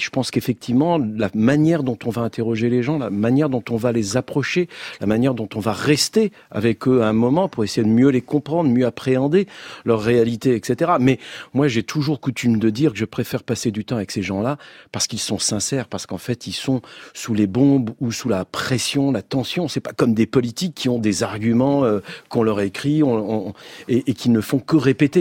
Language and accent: French; France; je suis français, je le revendique